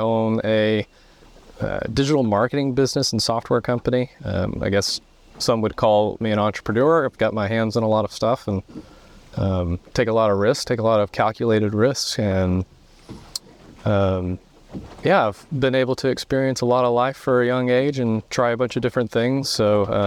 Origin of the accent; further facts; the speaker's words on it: Rome, Georgia, United States; moved away as an adult; also born or lived in Raleigh, North Carolina; I moved back down to Rome from Raleigh, North Carolina.